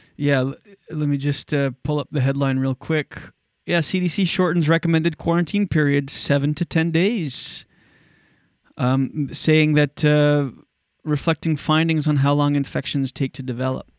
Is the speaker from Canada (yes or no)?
yes; Canada; my hometown